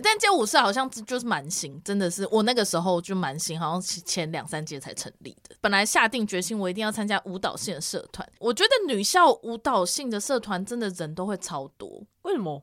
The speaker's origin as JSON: {"language": "Chinese", "region": "Taipei", "country": "Taiwan", "said": "我是来自台北的台北市立第一女子高级中学"}